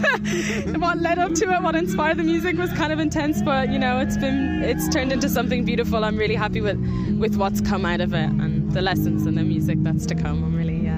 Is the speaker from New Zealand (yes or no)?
no; Ireland; Like we're all Irish, we're all very proud to be Irish, we all grew up here.